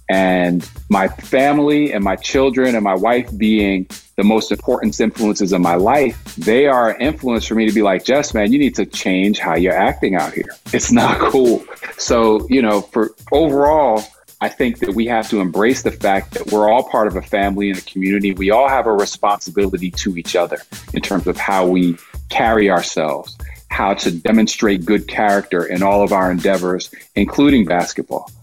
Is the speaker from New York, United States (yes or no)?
yes; Poughkeepsie, New York, United States; I'm growing up in Poughkeepsie, New York